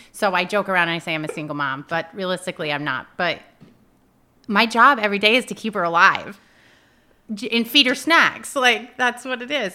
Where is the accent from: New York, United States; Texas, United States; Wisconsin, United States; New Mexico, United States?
New York, United States; Peru; I grew up in Peru